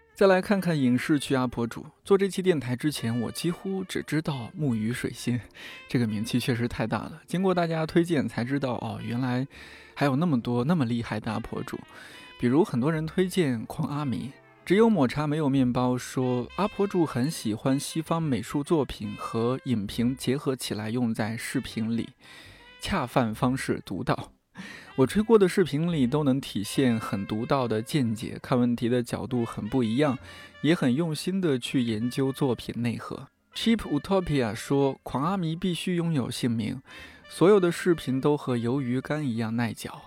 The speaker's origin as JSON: {"language": "Chinese", "region": "Shanxi", "country": "China", "said": "作为一个山西人"}